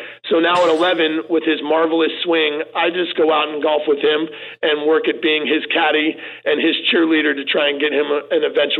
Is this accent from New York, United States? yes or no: no; Portland, Oregon, United States; I grew up in Eastmoreland in Portland.